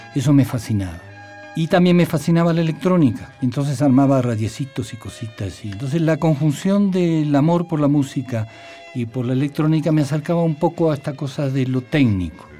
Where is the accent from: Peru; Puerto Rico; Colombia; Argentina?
Argentina; moved away as an adult; now in Mexico; había una dictadura militar en mi país, me tuve que, ir